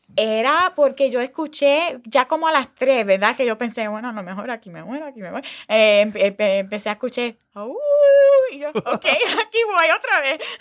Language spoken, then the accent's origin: Spanish; United States; nosotros son muy diferentes como americanos